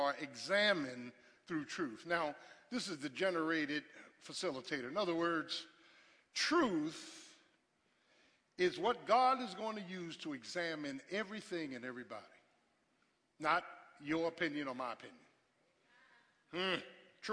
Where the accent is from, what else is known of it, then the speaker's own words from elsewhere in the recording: Philadelphia, Pennsylvania, United States; I grew up in South Philly with boys on the corner